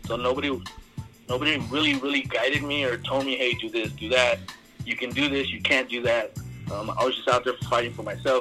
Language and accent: English; Huntington Park, California, United States; I grew up in Huntington Park, Salt Lake Park.